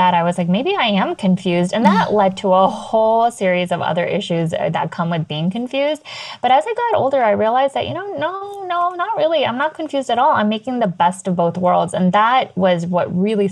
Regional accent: United States; being American born confused Daisy

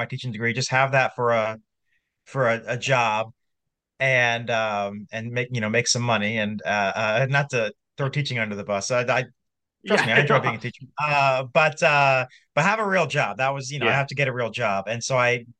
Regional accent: Iowa, United States; I'm from Iowa, doing this from the great state of Iowa

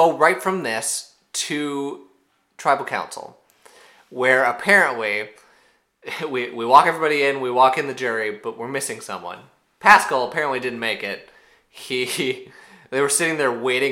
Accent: Minnesota, United States; I'm the Minnesotan one here

